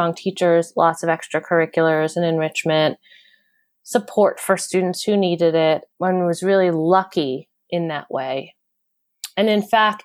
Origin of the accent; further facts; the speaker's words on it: Long Island, New York, United States; now in Brooklyn, New York, United States; I grew up in Long Island, New York, just a suburb outside of New York City.